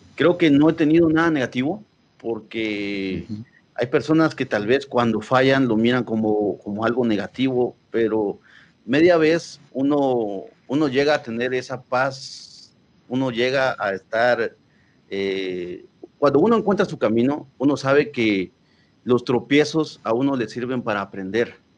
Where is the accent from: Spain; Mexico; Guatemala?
Guatemala; Quetzaltenango; now in Guatemala City, Guatemala; como nosotros somos de Shela